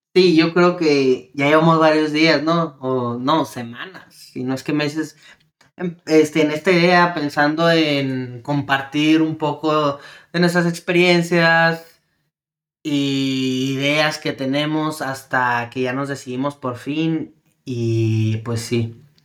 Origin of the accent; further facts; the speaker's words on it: El Paso, Texas, United States; moved away as an adult; also born or lived in Ciudad Juárez, Chihuahua, Mexico; now in San Diego, United States; Yo soy originario, yo nací en El Paso, Texas, pero mi familia es de Chihuahua, Ciudad Juárez, Chihuahua. Este, estudié y viví en ambas vida de frontera, ¿no? Que Ciudad Juárez, El Paso